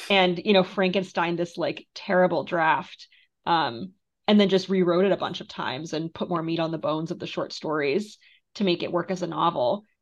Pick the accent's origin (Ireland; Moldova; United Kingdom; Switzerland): Moldova; now in United States; I'm from Moldova, which is, you know, one of the poorest countries in Europe